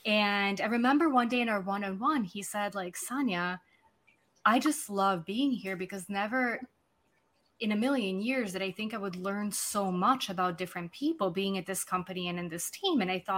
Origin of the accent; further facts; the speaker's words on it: Serbia; English is a second language; also born or lived in London / United States; now in Buenos Aires, Argentina; I sit in Buenos Aires, Argentina. I'm originally from Serbia. I spend time living in London, a few places in the US.